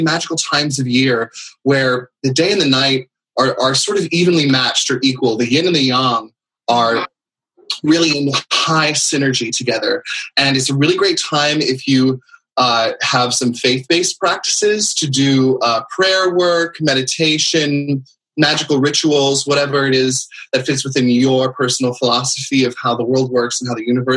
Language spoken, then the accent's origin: English; San Francisco, California, United States; moved away; also born or lived in East Coast; I'm a native Californian myself. I grew up in around San Francisco.